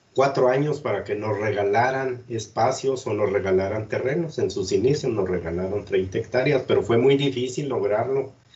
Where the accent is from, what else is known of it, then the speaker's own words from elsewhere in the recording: Cuauhtémoc, Chihuahua, Mexico; moved away as an adult; also born or lived in Ciudad Juárez; yo soy de aquí de Cuauhtémoc y conozco mucha gente de, toda la vida de aquí de Cuauhtémoc